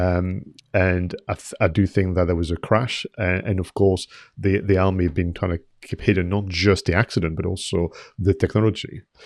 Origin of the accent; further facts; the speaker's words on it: France; moved away as an adult; now in United Kingdom; I've been in the U K thirty years. I did receive my settled status letter as well, so I am allowed to stay as a, you know, French national.